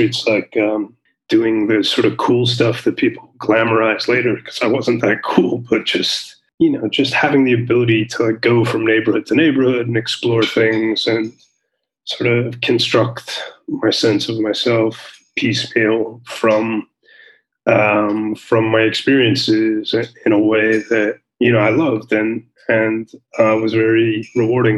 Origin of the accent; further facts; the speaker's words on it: New York City, New York, United States; moved away as an adult; also born or lived in Afghanistan; now in Israel; I grew up in New York. I'm born and raised in Brooklyn